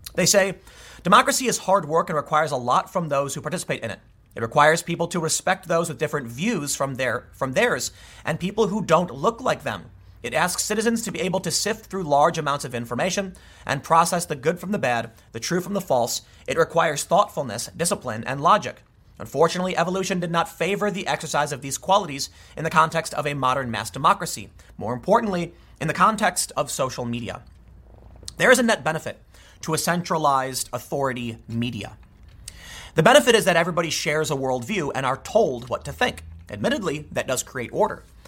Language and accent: English; Chicago, Illinois, United States; I grew up in the city. I grew up in Chicago.